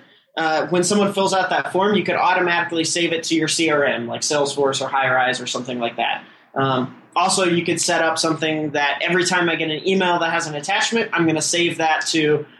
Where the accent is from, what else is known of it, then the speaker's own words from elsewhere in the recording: Midwest, United States; moved away as an adult; now in Silicon Valley, United States; born and raised in the Midwest